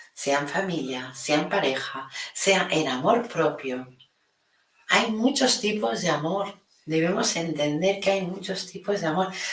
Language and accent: Spanish; Catalonia, Spain; mi Cataluña